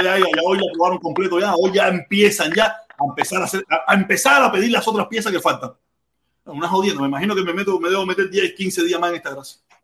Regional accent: Cuba; somos cubanos

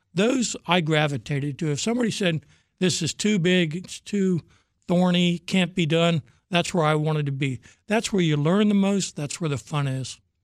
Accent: Virginia, United States; also born or lived in Norfolk, Virginia; I'm a Virginia boy my whole life.

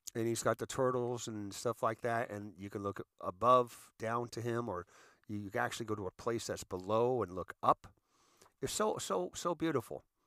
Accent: United States; as an American, as a veteran, as a seasoned citizen

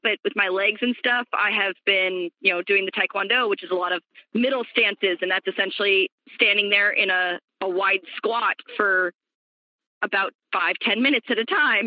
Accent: Kansas City, Missouri, United States; moved away; also born or lived in Sacramento, California; I grew up in Kansas City, Missouri

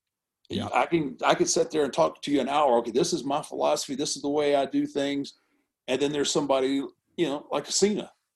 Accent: Houston, Texas, United States; I grew up in Houston with Paul Bosch

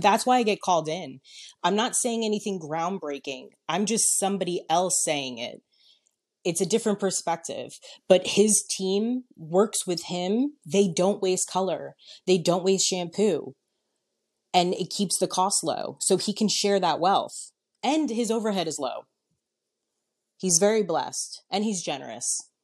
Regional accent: New York, United States; moved away; I'm originally from New York

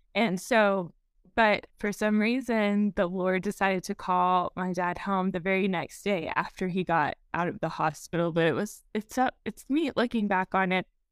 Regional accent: Eastern Texas Panhandle, United States; also born or lived in Sulphur Springs, East Texas; I have been here in the Eastern Texas Panhandle the, since I was seven, except for going to college

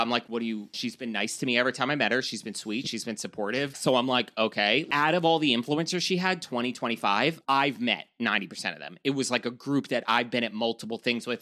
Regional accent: New York, United States; accent: New York; my, like, disgusting New York accent

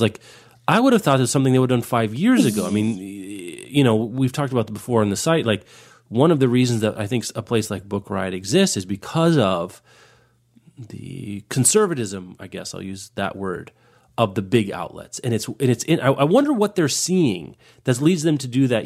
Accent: Kansas, United States; I grew up in Kansas

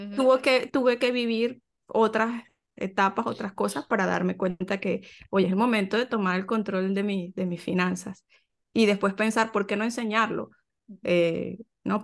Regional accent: Venezuela; moved away as an adult; yo soy venezolana

